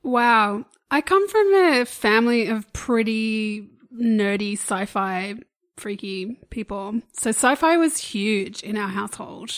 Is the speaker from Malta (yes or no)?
no; Australia; we're obviously Australian.